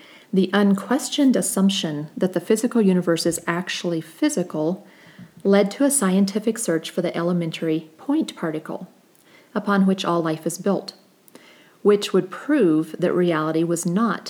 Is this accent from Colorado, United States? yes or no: yes; Colorado Springs, Colorado, United States; Colorado Springs, which is my hometown